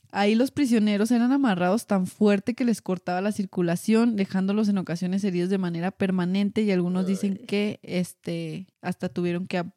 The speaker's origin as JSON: {"language": "Spanish", "country": "United States", "second_language": "Spanish", "said": "Ay, perdón, es que soy gringa."}